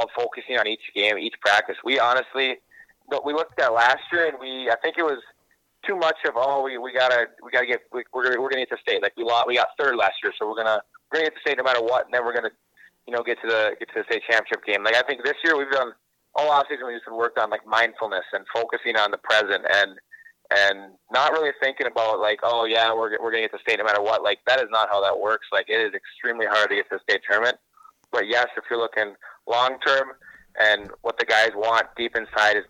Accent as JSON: {"language": "English", "town": "Hermantown", "region": "Minnesota", "country": "United States", "tie": "born or raised there", "said": "growing up in Hermantown, we almost every year we're getting to the state tournament"}